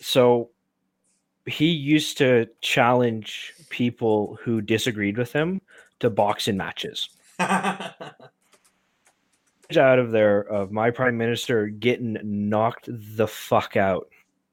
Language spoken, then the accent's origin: English; Canada; as a Canadian